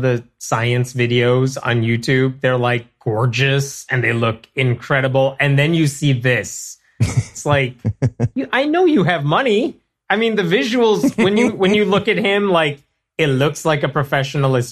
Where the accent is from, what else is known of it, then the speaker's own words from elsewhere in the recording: Chicago, Illinois, United States; I'm from Chicago